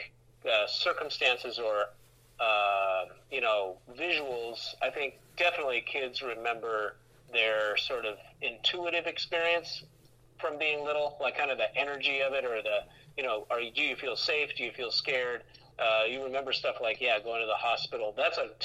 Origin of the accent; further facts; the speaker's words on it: Seattle, Washington, United States; moved away as an adult; also born or lived in Boston / Los Angeles; I'm from Seattle